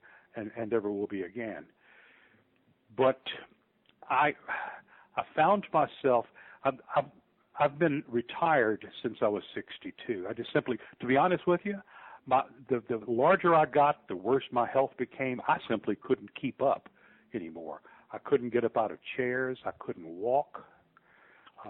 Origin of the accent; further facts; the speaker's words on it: New Orleans, Louisiana, United States; moved away as an adult; now in Memphis, United States; I'm from New Orleans